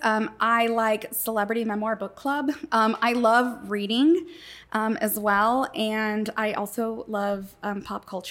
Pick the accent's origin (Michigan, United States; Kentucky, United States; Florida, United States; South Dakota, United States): Florida, United States; moved away as an adult; also born or lived in Puerto Rico / Saint Louis, Missouri; I lived in Florida. I grew up there